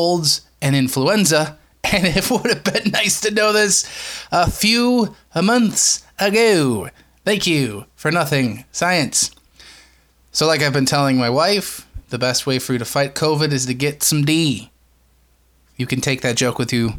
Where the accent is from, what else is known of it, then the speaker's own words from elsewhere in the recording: United States; proud to be an American